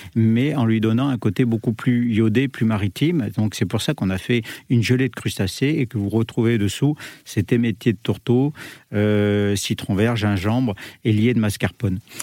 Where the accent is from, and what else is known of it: Le Puy-en-Velay, Auvergne-Rhône-Alpes, France; moved away as an adult; now in Paris, France